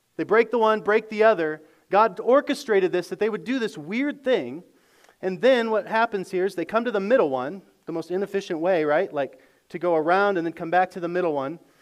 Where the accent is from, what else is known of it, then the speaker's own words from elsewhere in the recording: United States; as good American Christians